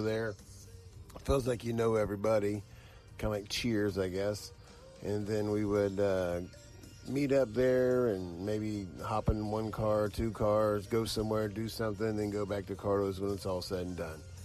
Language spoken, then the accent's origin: English; Columbus, Ohio, United States; I'm from Columbus, Ohio, the South End, uh, graduate of Hamilton Township High School, class of 87